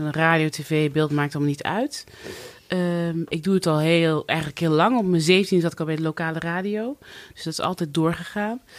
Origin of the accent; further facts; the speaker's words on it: Cuijk, North Brabant, Netherlands; moved away; Ik ben opgegroeid in Brabant, een oh, klein dorpje in Kuik, ja. waar het eerste zwarte gezin.